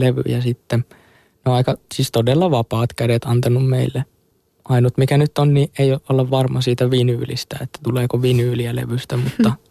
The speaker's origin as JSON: {"language": "Finnish", "town": "Hollola", "region": "Päijät-Häme", "country": "Finland", "tie": "born or raised there", "said": "mä oon sieltä Hollolasta kotosin ja siellä tota, pyörin silloin nuoruudessani"}